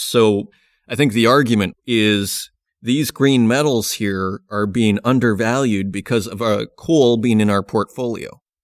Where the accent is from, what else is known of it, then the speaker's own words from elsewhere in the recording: Canada; as a Canadian